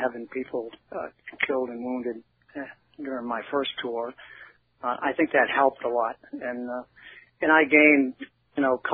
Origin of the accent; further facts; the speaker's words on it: Boston, Massachusetts, United States; moved away as an adult; settle in Boston, which was my hometown